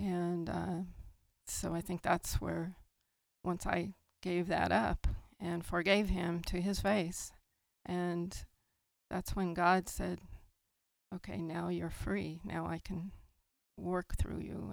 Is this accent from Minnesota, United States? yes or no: no; San Lorenzo, California, United States; I grew up in the Bay Area, in San Fr-, in San Lorenzo